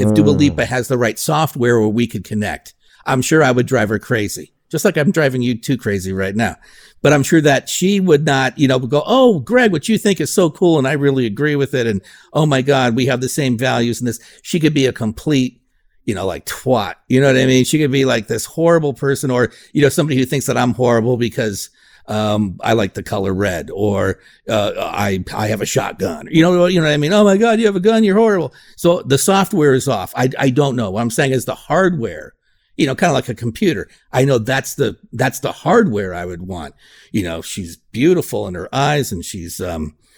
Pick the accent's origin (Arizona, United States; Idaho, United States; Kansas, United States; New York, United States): Arizona, United States; Phoenix; I grew up in Phoenix, West Side